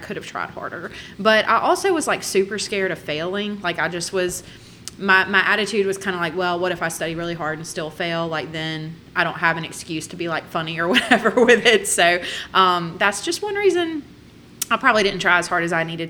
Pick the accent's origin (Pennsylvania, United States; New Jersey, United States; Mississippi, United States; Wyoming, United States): Mississippi, United States; Hattiesburg; I was born in Hattiesburg